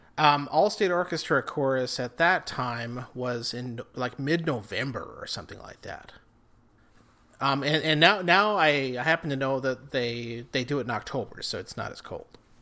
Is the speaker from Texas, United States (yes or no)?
no; Rapid City, South Dakota, United States; moved away as an adult; also born or lived in Laramie, Wyoming; now in Twin Cities, United States; I'm from Rapid City, South Dakota. I, like Phil here, grew up there.